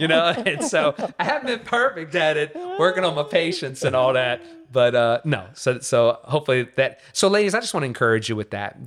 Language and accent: English; Covington, Louisiana, United States; also born or lived in Metairie, Louisiana; now in Katy, United States; So from Metairie, Louisiana. Uh, so born and raised in the New Orleans region, uh, was raised in Covington, Louisiana